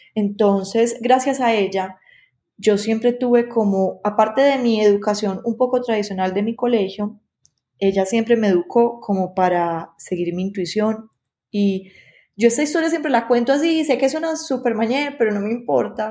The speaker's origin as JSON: {"language": "Spanish", "town": "Medellín", "region": "Antioquia", "country": "Colombia", "said": "yo soy de la ciudad de Medellín, Colombia"}